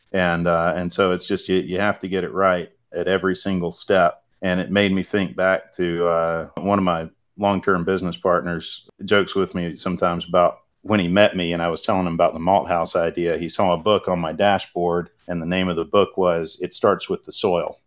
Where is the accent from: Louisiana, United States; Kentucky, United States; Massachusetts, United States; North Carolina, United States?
North Carolina, United States; Salisbury; I'm from Salisbury, which is right in North Carolina's grain belt